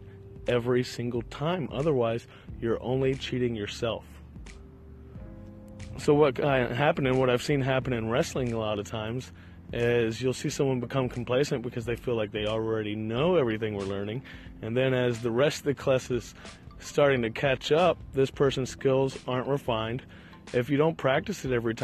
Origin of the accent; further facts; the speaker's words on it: Richmond, Virginia, United States; I am walking around a park right now in beautiful Richmond, Virginia, my hometown